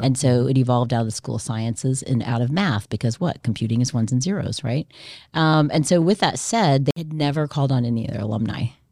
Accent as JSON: {"language": "English", "town": "Coral Springs", "region": "Florida", "country": "United States", "tie": "born or raised there", "also_born_or_lived": "Indianapolis, Indiana / Santo Domingo, Dominican Republic", "moved": "as an adult", "said": "I am originally from Indianapolis. I grew up in Coral Springs, Florida."}